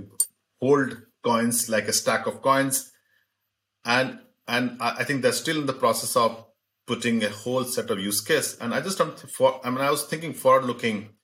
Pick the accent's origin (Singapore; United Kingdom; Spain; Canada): Singapore; I'm a Singaporean.